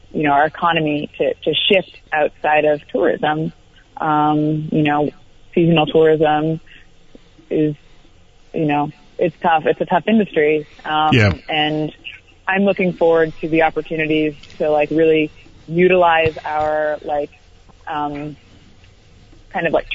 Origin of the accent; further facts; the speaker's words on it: Vermont, United States; A lot of my inspiration comes from growing up in Vermont and growing up in New England